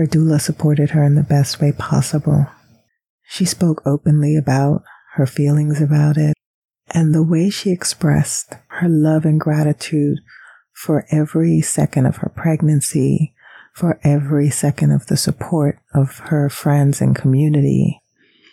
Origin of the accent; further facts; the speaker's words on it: Panama; moved away; growing up in Panama, I saw this a lot